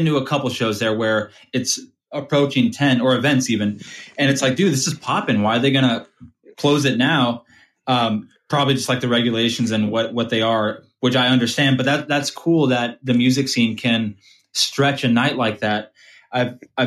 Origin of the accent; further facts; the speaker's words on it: Thousand Oaks, California, United States; also born or lived in Ventura / Oxnard; I'm pretty much from Thousand Oaks, born in Ventura, spent a couple years in Oxnard, but really a Thousand Oaks kid